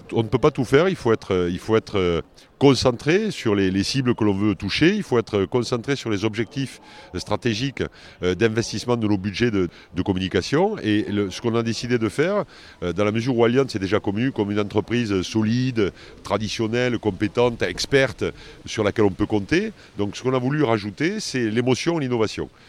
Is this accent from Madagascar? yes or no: no; France; on est en France et je suis français